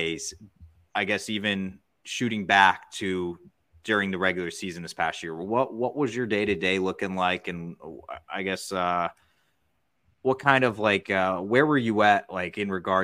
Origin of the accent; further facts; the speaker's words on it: Missouri, United States; I grew up in the Midwest, so I'll take anything over that because you're growing up, you know, in the Missouri area